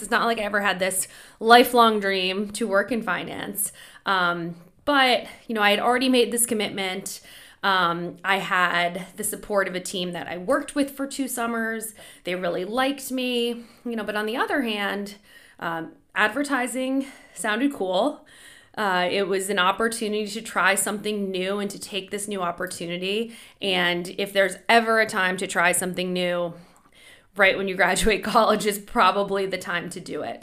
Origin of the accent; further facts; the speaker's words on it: Boston, Massachusetts, United States; I grew up in Boston